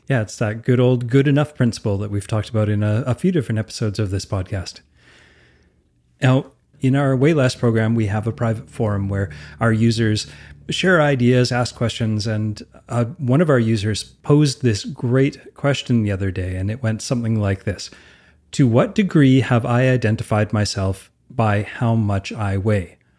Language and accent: English; Alberta, Canada; I'm from Alberta